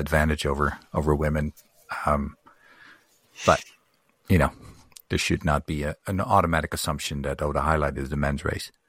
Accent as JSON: {"language": "English", "country": "Netherlands", "tie": "born or raised there", "moved": "yes", "said": "I grew up in Holland"}